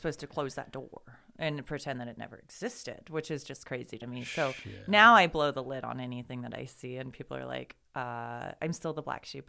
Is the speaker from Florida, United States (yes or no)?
no; Boise, Idaho, United States; also born or lived in Meridian / Nampa; Born and raised in Meridian, Nampa, Boise, all over town here